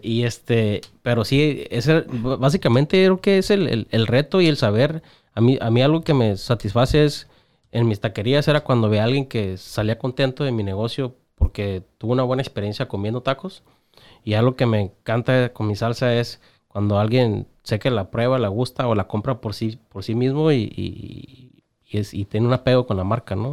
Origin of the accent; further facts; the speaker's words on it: Tijuana, Baja California, Mexico; yo soy bien tijuanense y amo mi ciudad